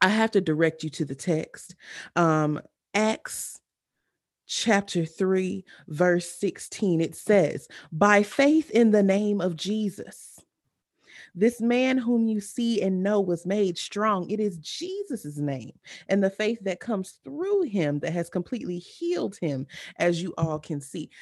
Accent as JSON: {"language": "English", "area": "Clayton County", "region": "Georgia", "country": "United States", "said": "county that we are from"}